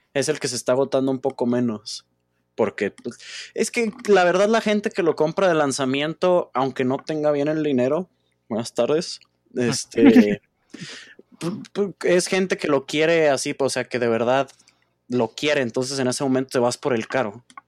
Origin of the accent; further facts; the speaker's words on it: Mexico; los tres somos de México